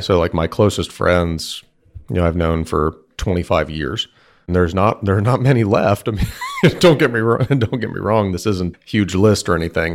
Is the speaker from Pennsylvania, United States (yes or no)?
no; Bellaire, Texas, United States; Houston, Texas, or Bel Air, Texas specifically